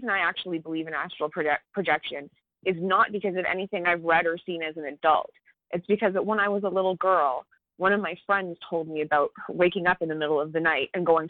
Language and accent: English; Canada; I'm Canadian